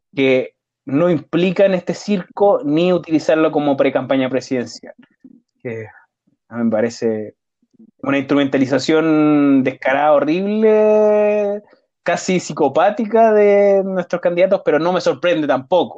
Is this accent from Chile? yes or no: yes; Chile; nosotros como chilenos